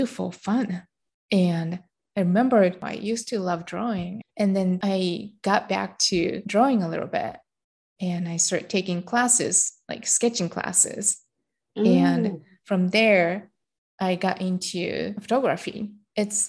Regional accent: Japan; I grew up in Japan and I'm Japanese.

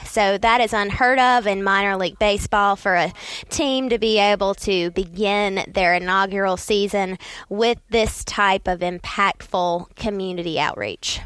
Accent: Saint Pauls, North Carolina, United States; I grew up in Saint Paul's, which is just, you know, thirty minutes down the road from Fayetteville and Fort Bragg

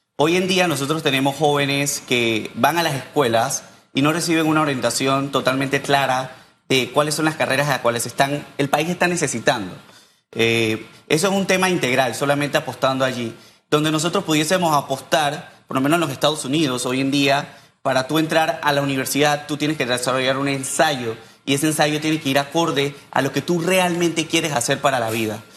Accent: San Miguelito, Panama; yo soy un joven de San Miguelito

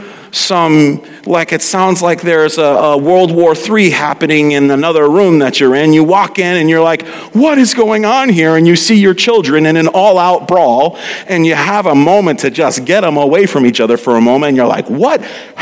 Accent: New York City, New York, United States; accent: Brooklynese; moved away; I slip into Brooklynese

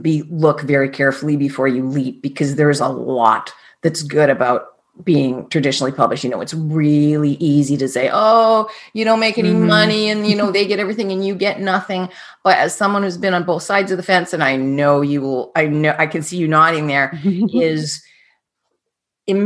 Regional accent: Canada; I'm Canadian

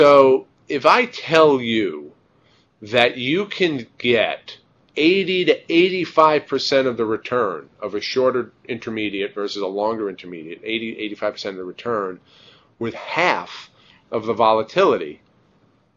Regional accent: New York, United States; I'm a New Yorker

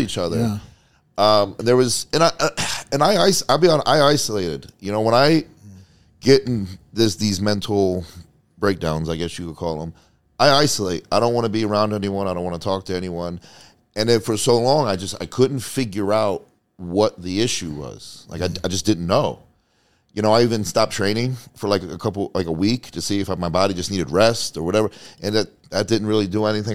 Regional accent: New Jersey, United States; also born or lived in Tampa, Florida; now in Las Vegas, United States; I'm from Jersey

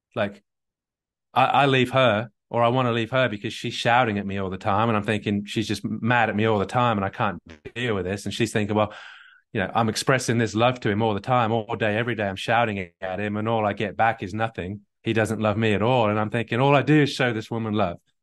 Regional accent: England, United Kingdom; I'm English

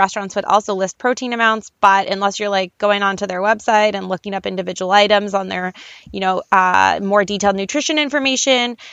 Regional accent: Canada; I'm Canadian

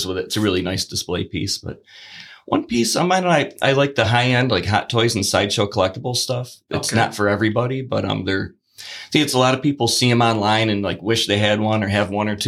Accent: Batavia, New York, United States; I'm Batavia created, born, bred

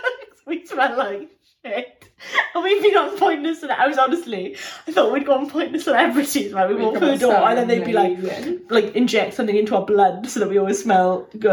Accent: South Wales, United Kingdom; I'm from South Wales.

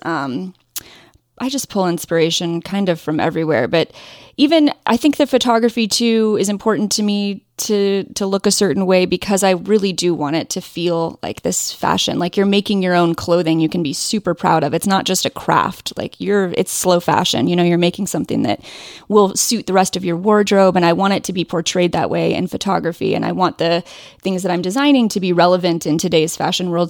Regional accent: Ohio, United States; also born or lived in Indiana; I grew up in Ohio

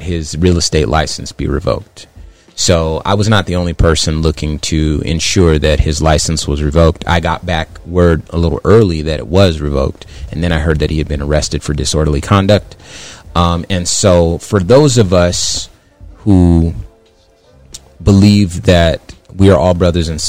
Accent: Phoenix, Arizona, United States; also born or lived in California; I call myself from Phoenix, but I was born in California

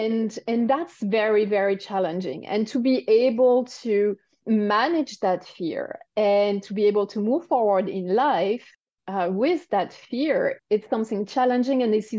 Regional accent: France; accent: French; English is a second language; Oh, yeah, maybe it's my French accent.

